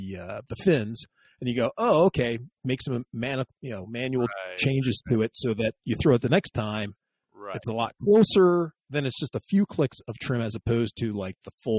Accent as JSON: {"language": "English", "region": "Texas", "country": "United States", "said": "from the hills of Texas."}